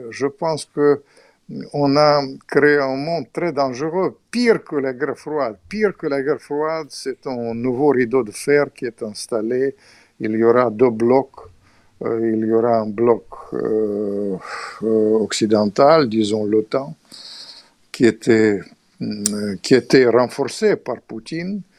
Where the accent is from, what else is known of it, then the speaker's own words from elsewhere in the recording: Russia; je suis bouleversé parce que je suis russe et ukrainien. Mon père était un grand ukrainien